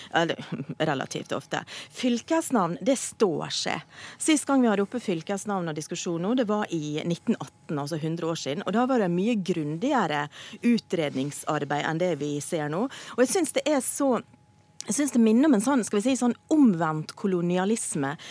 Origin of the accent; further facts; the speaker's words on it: Western Norway, Norway; also born or lived in Oslo; Jeg er vestlending mm. i kultur, lynne, humor